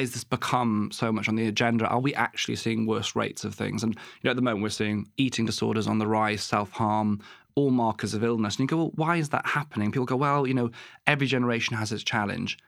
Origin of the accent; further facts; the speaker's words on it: West Wales, United Kingdom; moved away as an adult; also born or lived in Exeter / Plymouth / Truro; I grew up in West Wales